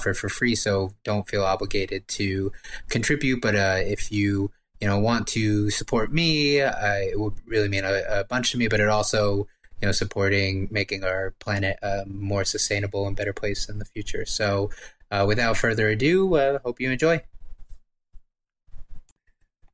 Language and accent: English; United States; as an American